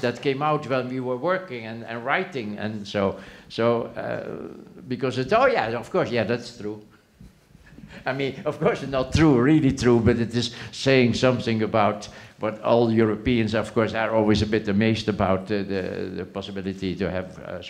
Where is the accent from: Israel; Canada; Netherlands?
Netherlands; English is a second language; moved away; I came from Holland, and they presented me the script, and I didn't even know exactly the politics.